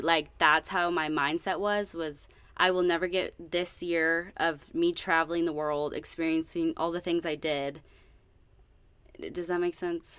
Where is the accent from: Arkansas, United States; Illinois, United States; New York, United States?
Arkansas, United States; Northwest; also born or lived in Italy; I'm originally from Northwest Arkansas